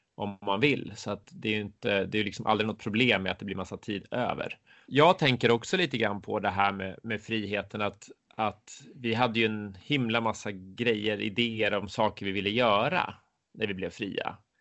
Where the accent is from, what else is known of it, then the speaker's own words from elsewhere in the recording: Södertälje, Stockholm County, Sweden; moved away as an adult; also born or lived in Huddinge / United States / Sandviken; now in Leksand, Sweden; Jag är född och uppvuxen i, i Södertälje